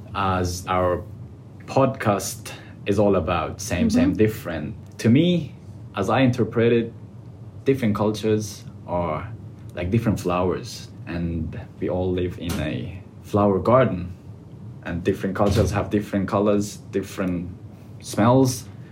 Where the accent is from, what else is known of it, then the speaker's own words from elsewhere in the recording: Afghanistan; English is a second language; moved away as an adult; now in Australia; I came from Afghanistan and uh, I came almost two years ago